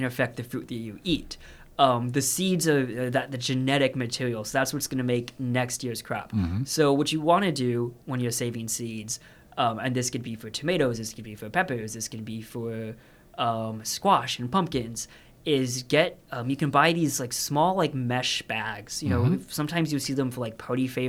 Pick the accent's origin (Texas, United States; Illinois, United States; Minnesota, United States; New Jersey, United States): Texas, United States; moved away; I'm from Texas myself